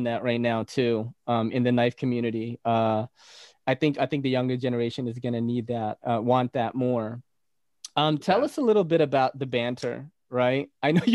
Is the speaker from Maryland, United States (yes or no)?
no; New York City, New York, United States; also born or lived in Philippines; I'm from New York City.